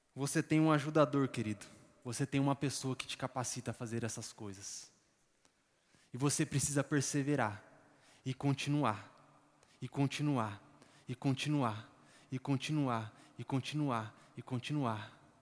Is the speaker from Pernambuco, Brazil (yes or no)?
no; São Paulo, Brazil; moved away; Eu, eu e minha esposa, nós somos de São Paulo